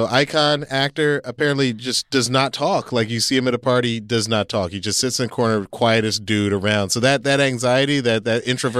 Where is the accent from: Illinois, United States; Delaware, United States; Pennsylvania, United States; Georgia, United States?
Georgia, United States; Atlanta; so I grew up in Atlanta.